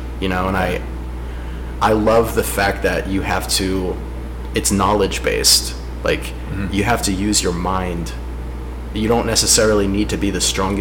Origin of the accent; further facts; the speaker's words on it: Long Island, New York, United States; moved away; growing up on Long Island, lacrosse was kind of like a religion